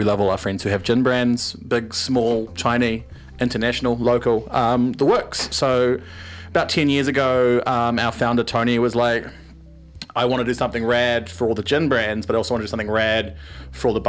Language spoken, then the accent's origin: English; Wellington, New Zealand; now in Auckland, New Zealand; I'm from Wellington